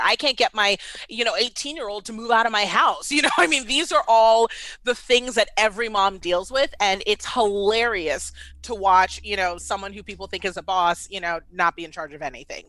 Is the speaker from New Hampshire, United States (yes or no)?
no; Washington, District of Columbia, United States; moved away as an adult; also born or lived in Baltimore; now in Atlanta, United States; I was born and raised in D C